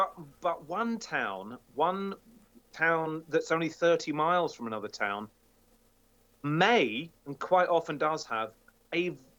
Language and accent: English; United Kingdom; moved away as an adult; now in Nova Scotia, Canada; as a foreigner, even though I've been here 16 years